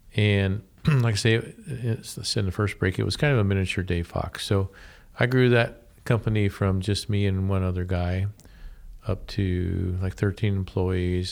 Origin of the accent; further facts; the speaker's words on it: Columbus, Ohio, United States; moved away as an adult; also born or lived in Portland, Oregon / Findlay, Ohio; I was born and raised in the Columbus area